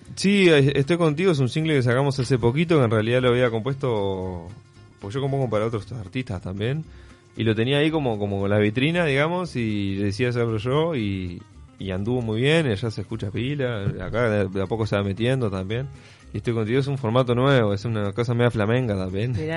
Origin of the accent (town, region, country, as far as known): Salto, Uruguay; born or raised there; also born or lived in Paysandú, Uruguay / Montevideo, Uruguay / Barcelona, Spain / Mantua, Italy